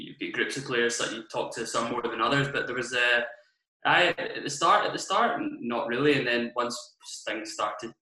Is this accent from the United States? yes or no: no; Troon, Scotland, United Kingdom; I grew up in Trun